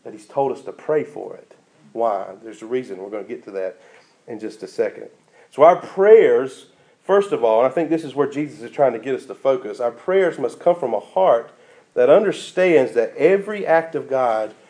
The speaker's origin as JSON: {"language": "English", "country": "United States", "said": "living as an American Christian"}